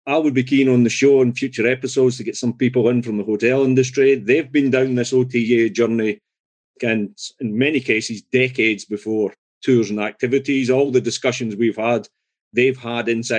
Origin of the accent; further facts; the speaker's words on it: Scotland, United Kingdom; I'm Scottish.